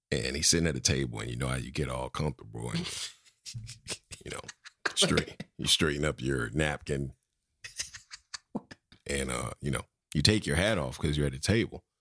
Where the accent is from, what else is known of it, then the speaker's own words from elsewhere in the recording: Florida, United States; I'm from the Sunshine State.